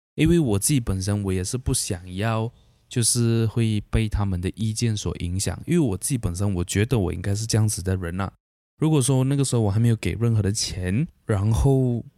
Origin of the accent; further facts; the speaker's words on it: Sibu, Sarawak, Malaysia; moved away as an adult; now in Kuching, Malaysia; 我大学就是在西部读的